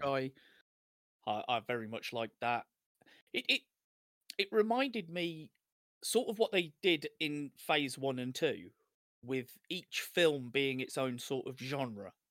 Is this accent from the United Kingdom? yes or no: yes; United Kingdom; we're, we're British, white British